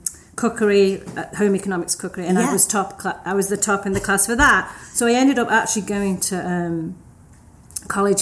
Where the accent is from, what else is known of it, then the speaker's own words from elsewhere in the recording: Stoke-on-Trent, West Midlands, United Kingdom; I grew up in the north of England. It's a town called Stoke-on-Trent